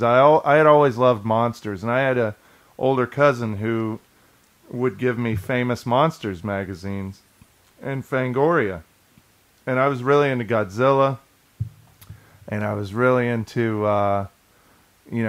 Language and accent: English; Kansas, United States; when I grew up in Kansas